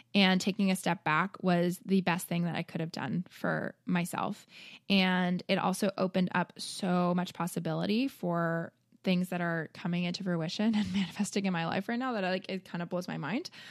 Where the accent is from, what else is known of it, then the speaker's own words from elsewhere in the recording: Toronto, Ontario, Canada; moved away; also born or lived in Chicago; I grew up in Toronto